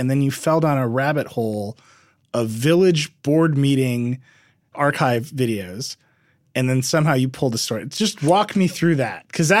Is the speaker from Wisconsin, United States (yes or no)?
yes; Mount Pleasant, Wisconsin, United States; moved away; Mount Pleasant is where I am from. It is where I personally grew up. It's where my family's home still is.